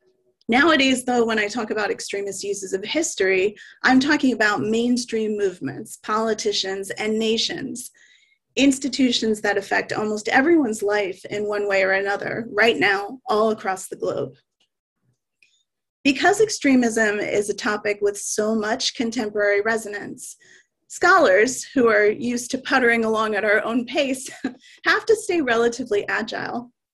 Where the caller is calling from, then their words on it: Vancouver, British Columbia, Canada; I want to start with an acknowledgement that I'm joining you from Vancouver, Canada, which is the traditional, ancestral, and unceded territory of the Coast Salish peoples